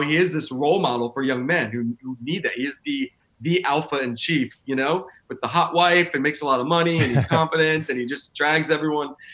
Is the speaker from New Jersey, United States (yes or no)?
no; Tennessee, United States; I grew up in you know, I'm from Tennessee